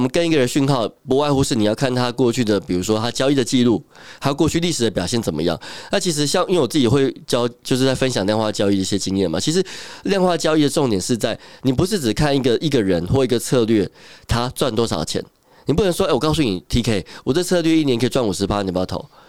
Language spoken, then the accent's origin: Chinese; Taiwan; 从小时候读书到长大，都是一个 所谓的乖乖牌吧，也没有离开台湾这样子